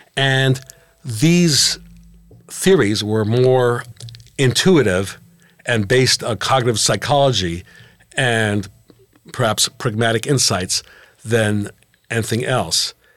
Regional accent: Geneva, Switzerland; moved away as an adult; now in United States; Growing up in Geneva

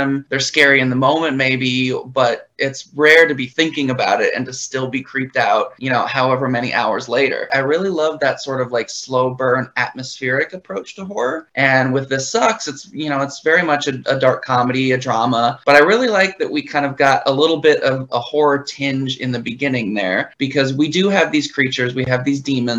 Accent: Anchorage, Alaska, United States; moved away as an adult; now in Los Angeles, United States; I'm from Anchorage, Alaska, originally. I lived there for the first 22 years of my life.

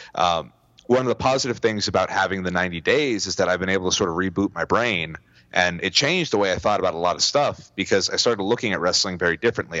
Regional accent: California, United States; I'm from California

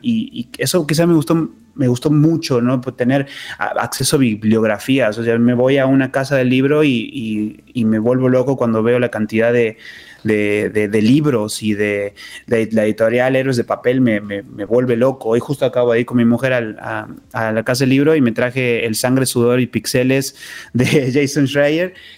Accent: Córdoba, Argentina; moved away; Yo, soy originario de Córdoba, Argentina

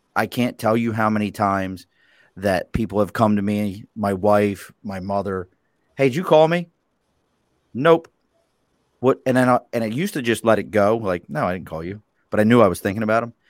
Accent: Baltimore, Maryland, United States; now in New York, United States; I grew up in Baltimore City

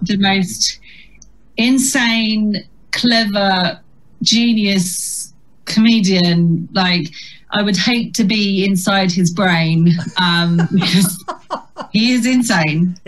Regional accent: Chatham, South East England, United Kingdom; accent: Chatham; moved away as an adult; when I was growing up in Chatham

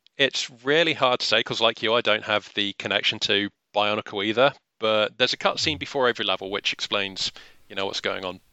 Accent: England, United Kingdom; We're both English

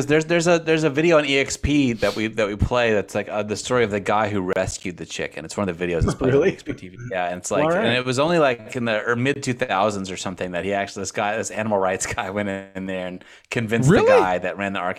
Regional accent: Texas, United States; when I was a kid growing up in Texas

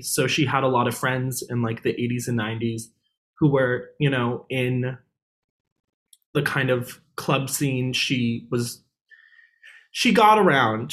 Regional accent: New York City, New York, United States; I'm actually from New York City

